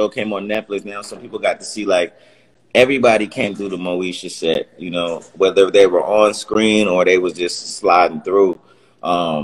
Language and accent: English; Los Angeles, California, United States; I'm from L.A. I'm from Cali